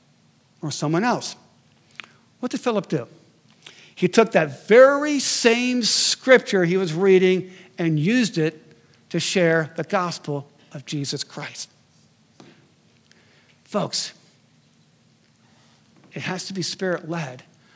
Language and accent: English; Connecticut, United States; moved away; my hometown in Connecticut